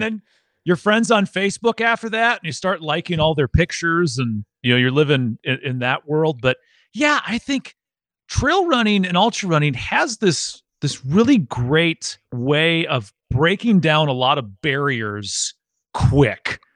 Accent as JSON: {"language": "English", "region": "Wisconsin", "country": "United States", "moved": "as an adult", "lives_now": "Tennessee, United States", "said": "originally from Wisconsin, and I moved down to Tennessee for work"}